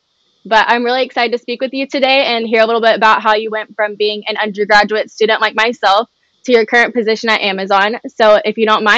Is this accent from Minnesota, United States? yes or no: no; Memphis, Tennessee, United States; I'm from Memphis.